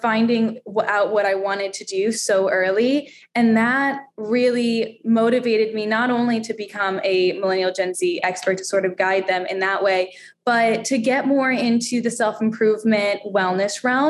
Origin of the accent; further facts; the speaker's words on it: Daytona Beach, Florida, United States; moved away as an adult; now in New York, United States; I grew up in Daytona Beach, Florida